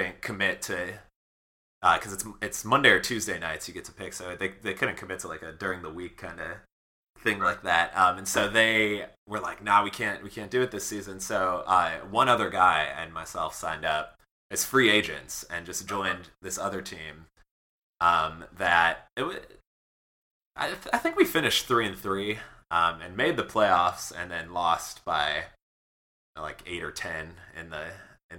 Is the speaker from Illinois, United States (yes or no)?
yes; Chicago, Illinois, United States; I grew up in Chicago